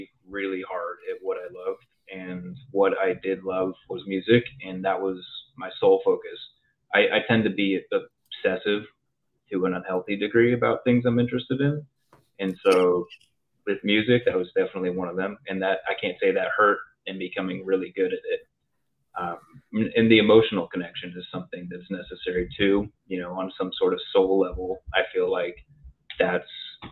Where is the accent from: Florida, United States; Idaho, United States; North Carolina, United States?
Idaho, United States; Twin Falls; moved away; also born or lived in Paducah, Kentucky / Los Angeles; I grew up in Twin Falls, super south, like 3 hours north of Salt Lake.